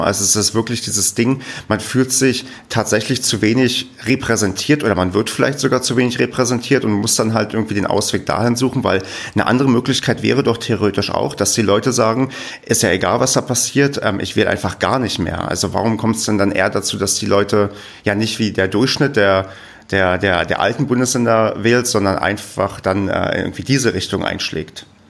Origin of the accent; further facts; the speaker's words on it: Brandenburg, Germany; moved away as an adult; Ich bin ja gebürtiger Ostdeutscher, bin auch aufgewachsen im Land Brandenburg